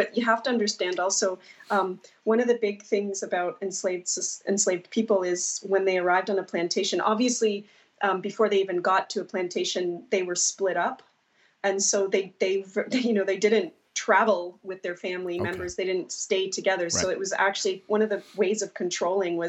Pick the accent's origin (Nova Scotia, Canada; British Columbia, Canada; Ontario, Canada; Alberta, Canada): Nova Scotia, Canada; Cape Breton Island; I grew up here on Cape Breton Island